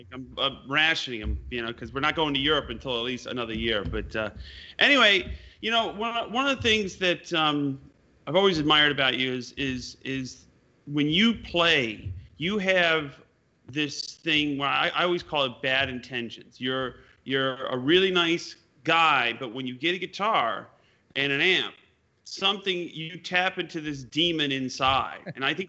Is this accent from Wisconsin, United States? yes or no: yes; East Troy, Wisconsin, United States; Yeah, you know, I mean, growing up in Wisconsin, East Troy.